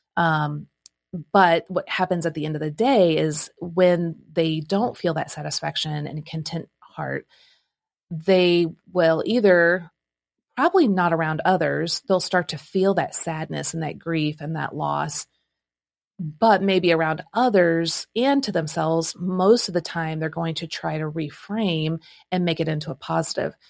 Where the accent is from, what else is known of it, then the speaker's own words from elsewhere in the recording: Midwest, United States; now in Nashville, United States; I'm from the Midwest